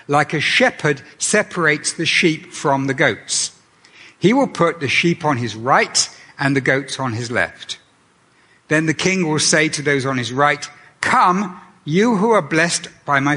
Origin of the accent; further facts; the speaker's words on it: Canada; I returned to Canada